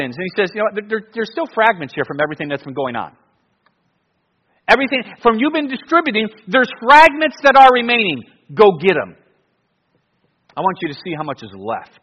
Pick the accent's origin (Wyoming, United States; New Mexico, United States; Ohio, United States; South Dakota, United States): Ohio, United States; Cleveland; growing up in Cleveland, I would go to the Browns and Cavs and Indians.